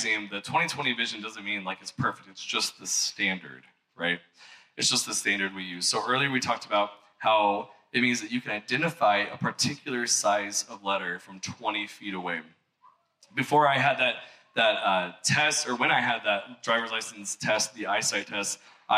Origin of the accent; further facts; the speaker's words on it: Missouri, United States; I'm from Missouri